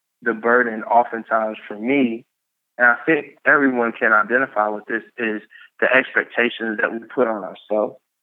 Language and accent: English; Columbia, Tennessee, United States; also born or lived in Pontiac, Michigan; I'm from Pontiac, Michigan. I grew up in Columbia, Tennessee.